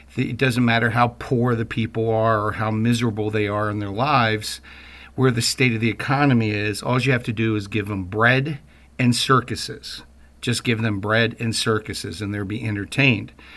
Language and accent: English; Baltimore, Maryland, United States; my own background growing up in Baltimore